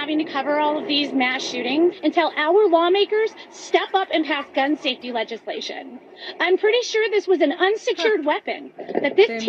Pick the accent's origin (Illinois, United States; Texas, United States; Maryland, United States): Illinois, United States; Highland Park; I'm from Highland Park.